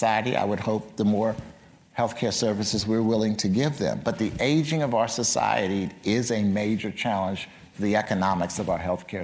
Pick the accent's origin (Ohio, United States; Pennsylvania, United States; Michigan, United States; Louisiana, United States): Pennsylvania, United States; Philadelphia; my hometown of Philadelphia